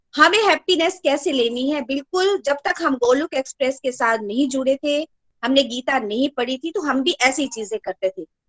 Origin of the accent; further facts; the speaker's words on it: Chamba, Himachal Pradesh, India; now in Delhi, India; मैं चंबा से हूँ एक्चुअल में